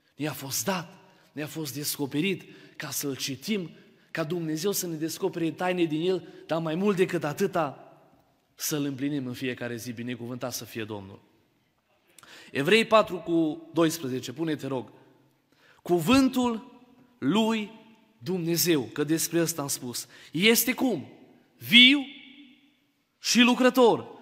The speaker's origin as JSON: {"language": "Romanian", "town": "Baia Mare", "region": "Maramureș County", "country": "Romania", "said": "eu sunt din Baia Mare."}